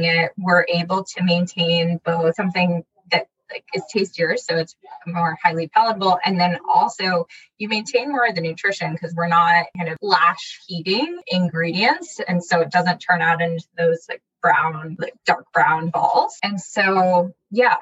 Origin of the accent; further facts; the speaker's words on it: Washington, District of Columbia, United States; also born or lived in Berkeley, California; I grew up in the DC area. I was born in Berkeley, California.